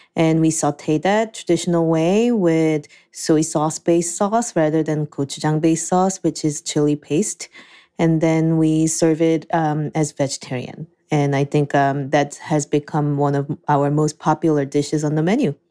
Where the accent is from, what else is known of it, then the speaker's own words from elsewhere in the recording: Seoul, South Korea; also born or lived in New Jersey; now in Ann Arbor, United States; I was born and raised in Seoul, Korea.